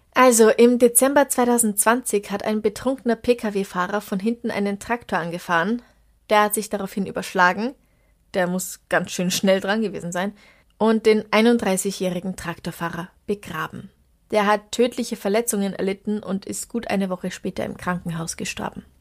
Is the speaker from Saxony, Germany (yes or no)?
no; Traunstein district, Bavaria, Germany; moved away; aus meiner alten Heimat eingeschickt, aus dem Landkreis Traunstein in Bayern